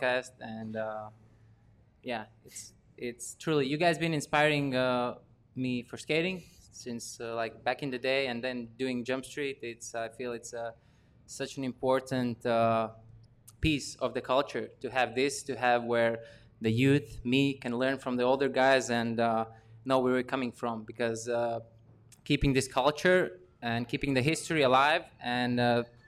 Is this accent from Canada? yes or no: no; Latvia; I was born in 1992 in Latvia, which is a post-Soviet Union country.